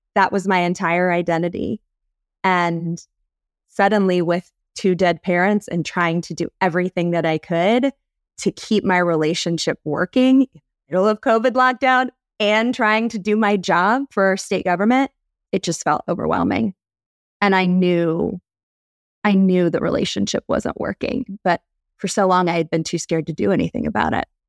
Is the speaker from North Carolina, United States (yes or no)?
yes; North Carolina, United States; I'm from North Carolina, born and raised